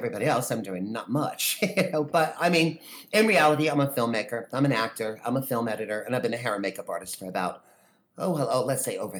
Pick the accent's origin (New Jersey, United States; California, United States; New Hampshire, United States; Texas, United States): New Jersey, United States; Wharton; also born or lived in New York; I grew up in Northwest Jersey, a little small town called Wharton. And, you know, population 2000, that type of thing. My family's been there for over 120 years. You know, we're all like born, raised, and die there, literally.